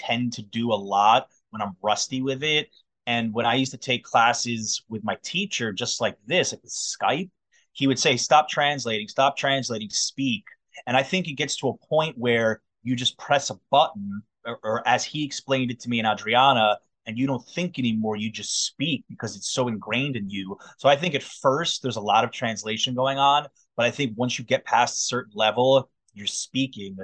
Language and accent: English; Fair Lawn, New Jersey, United States; moved away as an adult; also born or lived in Manhattan, New York / Brooklyn, New York; now in New York City, United States; Grew up in Fairlawn, New Jersey